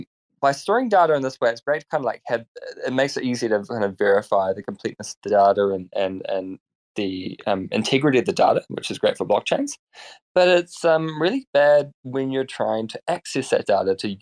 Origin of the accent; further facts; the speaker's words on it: New Zealand; I apologize in advance for my terrible accent. I'm from New Zealand